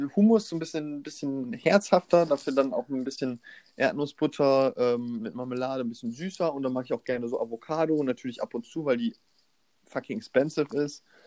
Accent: Osnabrück, Lower Saxony, Germany; now in Hannover, Germany; Ich bin jetzt in Osnabrück. Meine ganzen Freunde, die ich einmal im Jahr durch die Schulzeit sehe, sind auch in Osnabrück

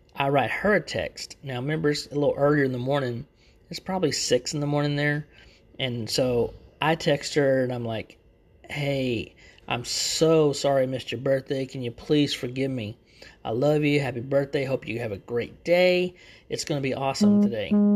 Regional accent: Texas, United States; accent: Texan; I actually live in Texas, so you'll hear that in my, my accent a lot

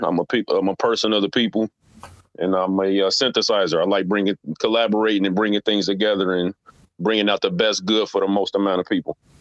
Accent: Cincinnati, Ohio, United States; I grew up in Cincinnati

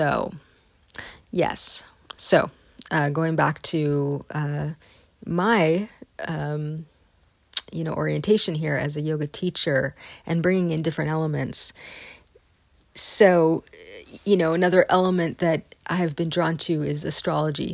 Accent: Northern California, United States; I grew up in Northern California, in sort of the hotbed of New Age culture.

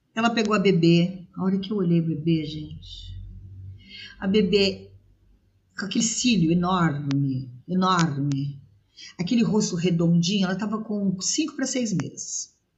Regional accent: São Paulo, Brazil; also born or lived in Rio de Janeiro; now in Guaratinguetá, Brazil; Morei, nasci de São Paulo, é, saí de São Paulo, fui morar no Rio de Janeiro, morei no Rio de Janeiro oito anos

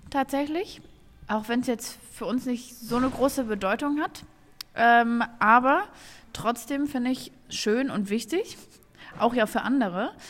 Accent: Bochum, North Rhine-Westphalia, Germany; Ich komme aus dem Ruhrgebiet, so Bochum oder sowas

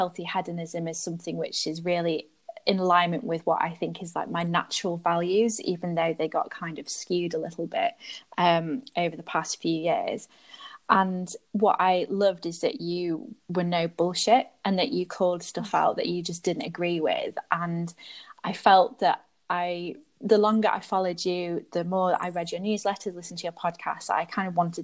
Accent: United Kingdom; moved away as an adult; also born or lived in London; now in Belgium; I'm British. My heritage is North African, but I now live in Belgium

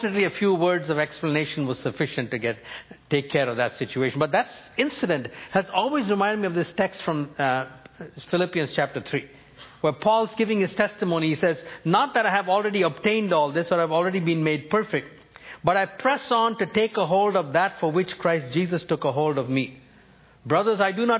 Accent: New Delhi, Delhi, India; first language Tamil; English is a second language; New Delhi, India, my hometown

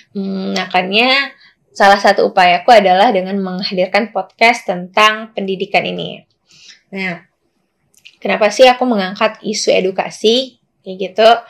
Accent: Pekanbaru, Riau, Indonesia; kalau jawabanku sih untuk uh, di kotaku di Pekanbaru, as far as I know, um, belum apa ya masih minim eh, dialog-dialog uh, atau gerakan yang membahas tentang isu-isu pendidikan gitu teman-teman.

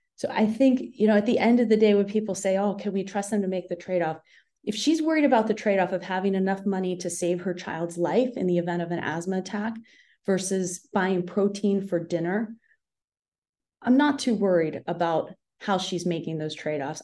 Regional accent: Appalachia, United States; moved away; I grew up in the Appalachian foothills on the Ohio West Virginia border, and I witnessed poverty firsthand every day of my childhood

